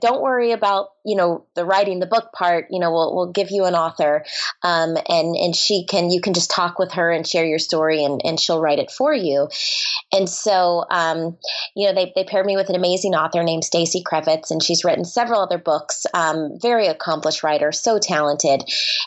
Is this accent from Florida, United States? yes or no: yes; Orlando, Florida, United States; I grew up in Orlando, Florida.